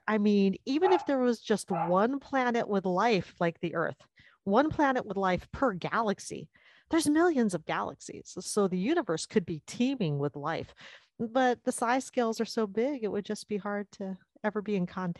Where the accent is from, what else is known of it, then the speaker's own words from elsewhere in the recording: Sacramento, California, United States; also born or lived in Tempe, Arizona; I was born and raised in the Sacramento area. So I've lived in California most of my life.